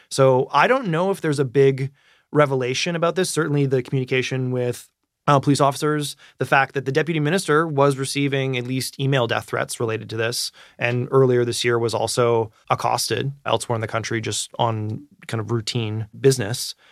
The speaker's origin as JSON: {"language": "English", "country": "Canada", "said": "I am truly approaching this as a Canadian citizen and media consumer"}